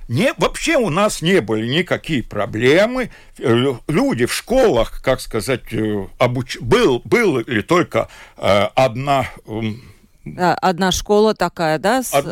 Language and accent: Russian; Latvia; Хотя бы он такой же, э, ну, как я говорю, латыш, как и я.